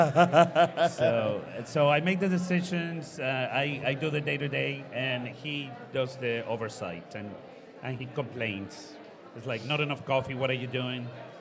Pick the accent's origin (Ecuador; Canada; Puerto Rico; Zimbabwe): Ecuador; also born or lived in Costa Rica; I grew up in Ecuador, Costa Rica as well, got a business school degree in the United States.